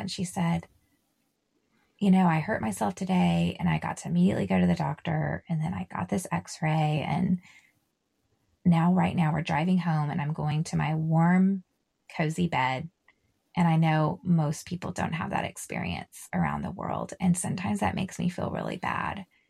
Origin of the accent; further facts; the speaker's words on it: Texas, United States; I'm from Texas.